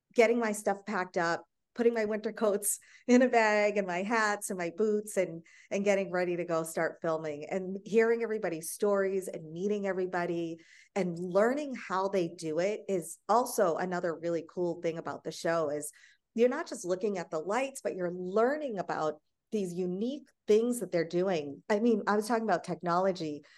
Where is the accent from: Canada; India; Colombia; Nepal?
India; moved away; I'm from India